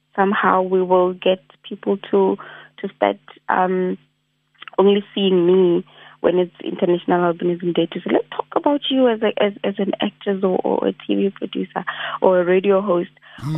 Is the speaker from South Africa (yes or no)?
yes; South Africa; I'm a South African youth